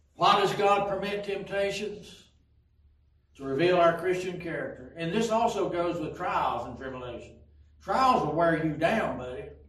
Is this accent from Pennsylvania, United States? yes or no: no; Pikeville, Tennessee, United States; When I was growing up in Pikeville, Tennessee